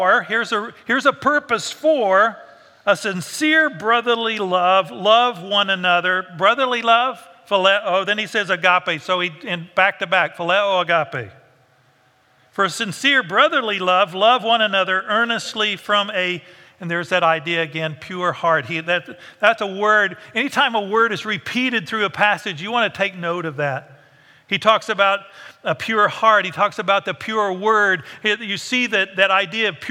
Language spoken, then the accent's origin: English; United States